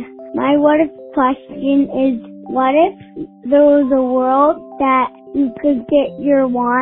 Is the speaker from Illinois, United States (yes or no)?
yes; Chicago, Illinois, United States; I'm from Chicago, Illinois.